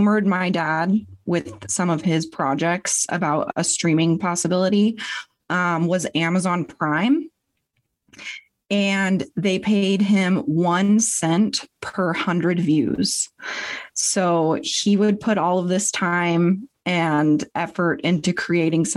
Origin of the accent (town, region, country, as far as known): Spokane, Washington, United States